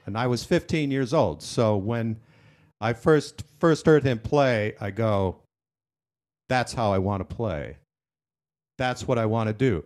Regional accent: Dickinson, North Dakota, United States; I grew up in Dickinson, North Dakota, a very small rural

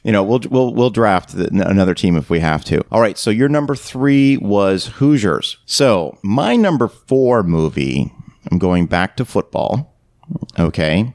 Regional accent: Canada; now in United States; growing up in Canada, basketball wasn't really popular. When I moved to the United States

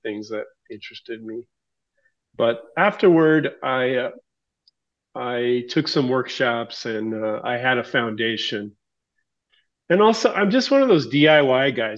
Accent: Tacoma, Washington, United States; now in New Hampshire, United States; Born and raised in the Seattle area in Tacoma, Washington. I now reside in the state of New Hampshire on the other side of the country

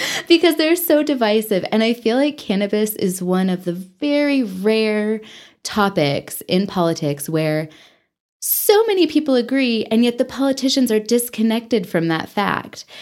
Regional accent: Texas, United States; also born or lived in Dallas–Fort Worth Metroplex, Texas / Taos, New Mexico; now in Amarillo, United States; I am from Texas

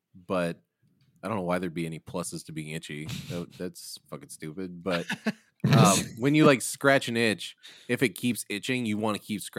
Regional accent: Midwest, United States; No, I was growing up in the Midwest, and the summers are brutal, but the winters are too brutal, too.

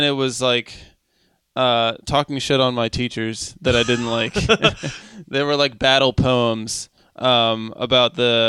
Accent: Monroeville, Pennsylvania, United States; I grew up in I lived in Monroeville.

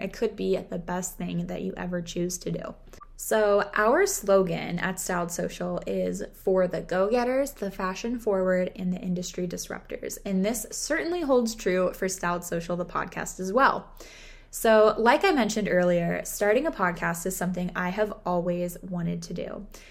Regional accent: Southern California, United States; I was born and raised in Southern California

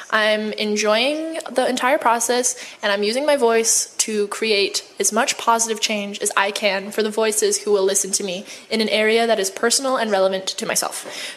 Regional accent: United States; also born or lived in China

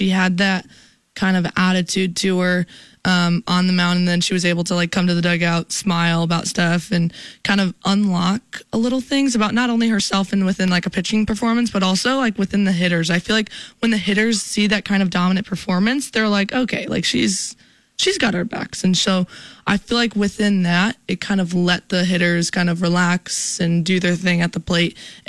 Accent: Chicago, Illinois, United States; I come from Chicago.

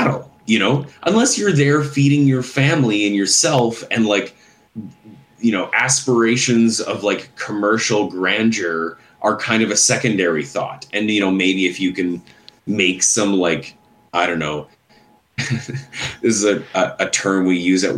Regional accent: Saskatchewan, Canada; I'm from Saskatchewan

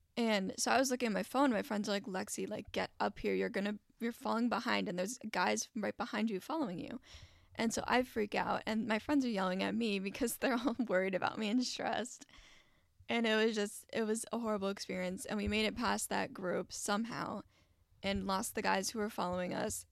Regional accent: Wyoming, Minnesota, United States; also born or lived in Stacy, Minnesota; Wyoming, Minnesota, in a very tight neighborhood. Um, I lived there for I want to say 13 years

